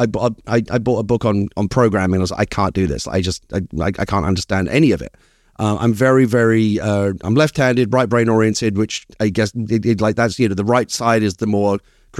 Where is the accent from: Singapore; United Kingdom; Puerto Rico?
United Kingdom; Hackney, London; accent: Cockney; now in United States; I have a proper working class Cockney background. I was raised in Hackney, in East London. And yeah, I get very nostalgic for it sometimes. I haven't been back in years.